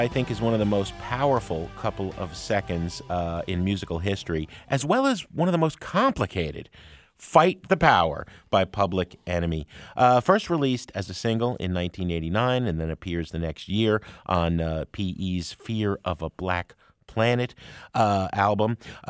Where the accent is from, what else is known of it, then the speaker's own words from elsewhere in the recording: New York metropolitan area, United States; I don't follow sports, but I grew up in the New York, New Jersey area.